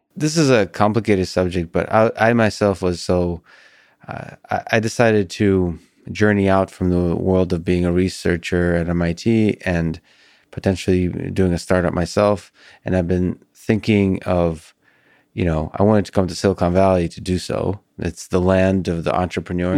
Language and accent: English; Russia; now in United States; I was born in Russia